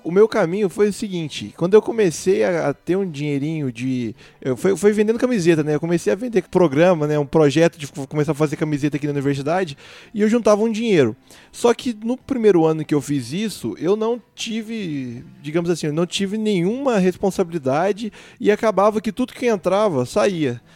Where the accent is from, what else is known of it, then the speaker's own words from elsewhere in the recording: Divinópolis, Minas Gerais, Brazil; moved away as an adult; now in Itajubá, Brazil; na verdade não sou de Itajubá, sou de Divinópolis